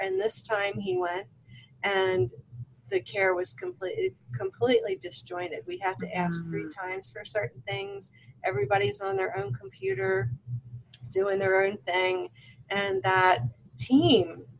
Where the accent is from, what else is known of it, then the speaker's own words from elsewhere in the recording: Baltimore, Maryland, United States; now in Las Vegas, United States; So originally I'm from Baltimore. You guys can probably tell by my accent.